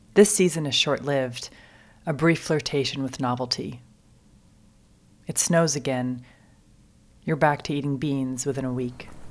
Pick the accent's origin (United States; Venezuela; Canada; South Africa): United States; Kentucky; moved away as an adult; now in Wisconsin, United States; I'm from Kentucky, where spring is measured by the blooms.